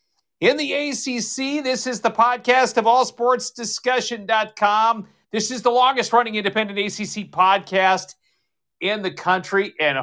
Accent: North Dakota, United States; I'm from North Dakota

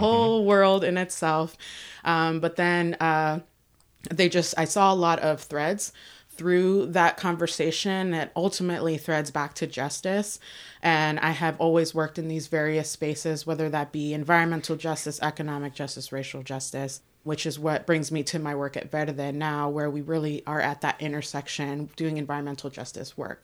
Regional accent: Northern Virginia, United States; moved away; I am originally from Virginia. I was born there

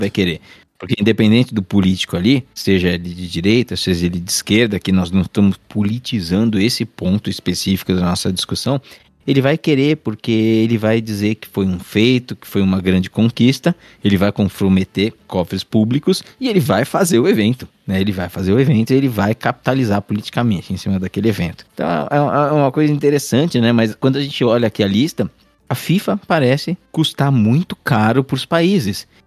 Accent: Brazil; Eu também sou brasileiro

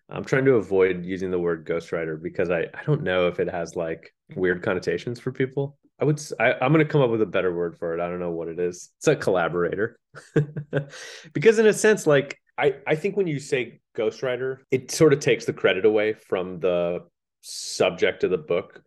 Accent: Leawood, Kansas, United States; moved away as an adult; I grew up in Leawood

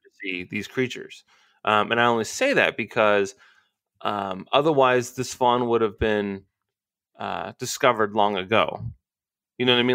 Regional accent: United States; as an American audience

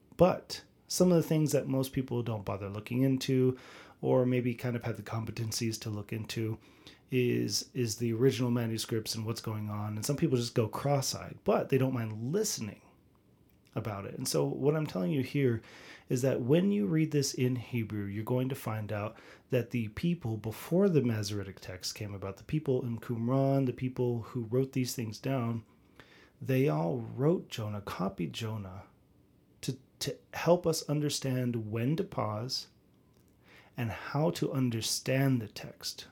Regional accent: United States; I'm an American

